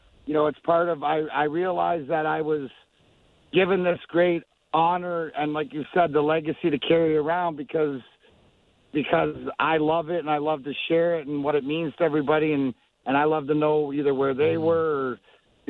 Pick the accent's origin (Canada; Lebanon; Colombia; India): Canada; Leamington, Ontario; I grew up in Leamington